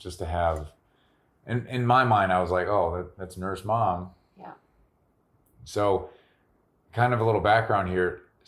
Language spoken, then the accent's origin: English; Midwest, United States; also born or lived in Wyoming; growing up in the Midwest